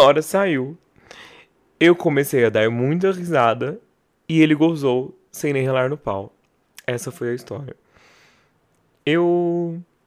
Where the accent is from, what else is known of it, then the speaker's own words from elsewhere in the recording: Barretos, São Paulo, Brazil; Sou de Barreto, já cansei de falar mil vezes que Barreto não tinha o que fazer